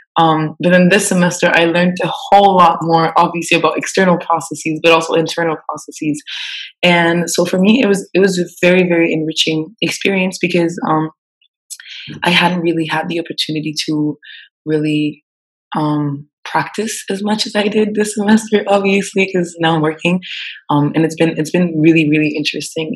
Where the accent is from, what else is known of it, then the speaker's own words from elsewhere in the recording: Switzerland; moved away as an adult; now in Senegal; I'm Swiss and I grew up in Switzerland